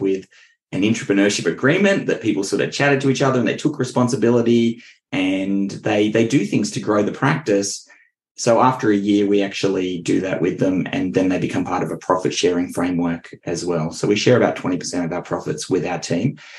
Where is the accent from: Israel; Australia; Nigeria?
Australia; Richmond; moved away as an adult; now in Central Coast, Australia; I grew up in Richmond, which is nowhere near the beach.